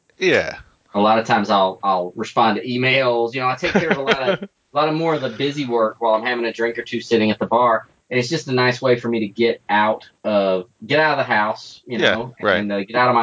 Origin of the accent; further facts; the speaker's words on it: North Carolina, United States; moved away; I grew up in North Carolina